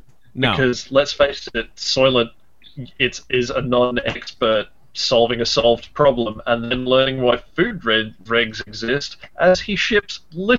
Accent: Australia; I'm Australian.

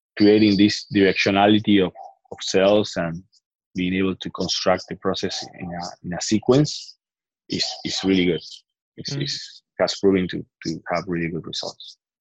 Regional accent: Argentina; I'm from Argentina

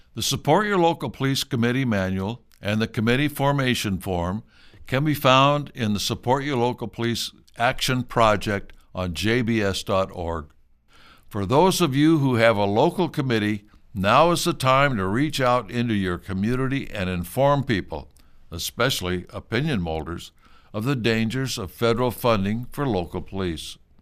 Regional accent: United States

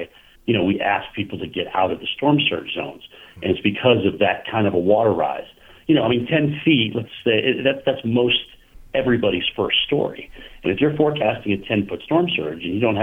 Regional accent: Vermont, United States; growing up in Vermont

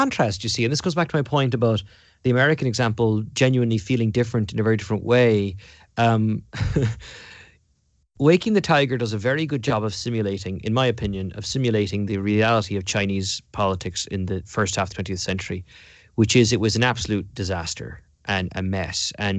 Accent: Munster, Ireland; You know, I was growing up in County Cork and in Ireland in the 1980s and 1990s, and Cork's colours are red and white.

